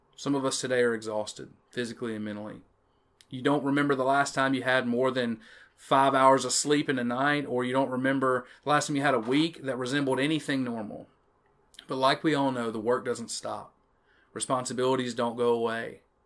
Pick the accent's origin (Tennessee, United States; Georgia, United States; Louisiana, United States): Louisiana, United States; Chatham; accent: Jackson Parish pronunciation; I'm from Chatham, Louisiana, a little one stoplight town in the middle of nowhere